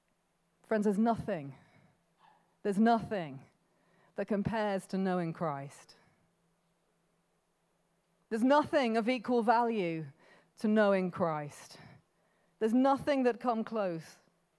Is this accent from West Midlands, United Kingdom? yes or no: yes; Birmingham, West Midlands, United Kingdom; born there; now in Coventry, United Kingdom; I know they could find out that I live in Coventry. They could listen to my accent. They might find out I was born in Birmingham.